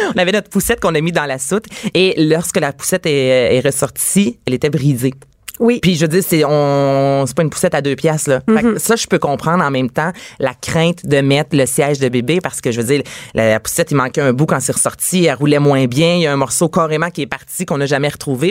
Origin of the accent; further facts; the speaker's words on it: Quebec, Canada; chez nous au Québec